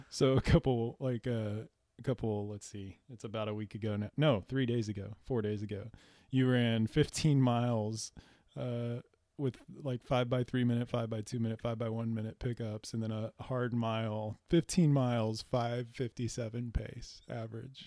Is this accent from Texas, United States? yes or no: yes; San Antonio, Texas, United States; we're from San Antonio